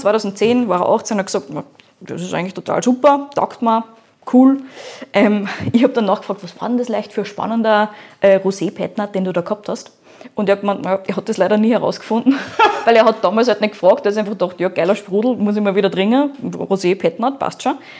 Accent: Austria; bei uns in Österreich

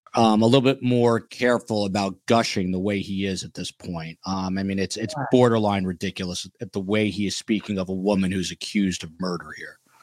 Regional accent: United States; moved away; I grew up in Jersey, New York

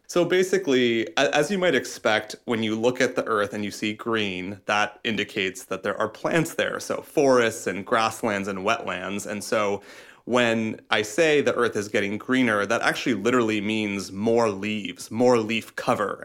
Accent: Iowa, United States; I'm from Iowa, we have these giant cornfields

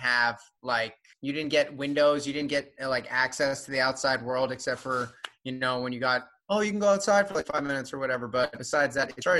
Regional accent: Florida, United States; now in Los Angeles, United States; I'm from Florida, but I live in LA now

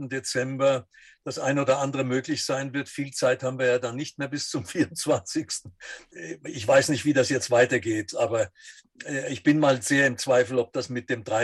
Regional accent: Dresden, Saxony, Germany; Also ich bin 1938 geboren und habe noch einen ganz schönen Schippel vom Zweiten Weltkrieg mitbekommen und bin dann im Nachkriegsdeutschland in Dresden äh, gewesen, und das war die russische Zone.

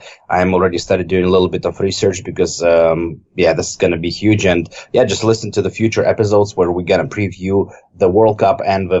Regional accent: Novosibirsk, Novosibirsk Oblast, Russia; Yeah, man, I'm from there. I'm from Novosibirsk. It's not that bad, my friend.

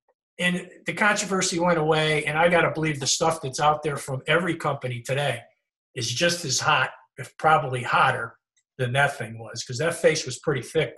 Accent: Chicopee, Massachusetts, United States; story about Chicopee and how the golf ball that saved the town, because Chicopee was, you know, like my hometown, where the industry was gone and it was kind of falling apart.

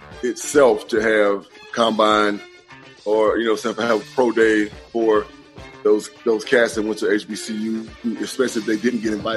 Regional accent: Mississippi, United States; Just because I'm from Mississippi, and I'm like, I don't know if I want to go back to Mississippi.

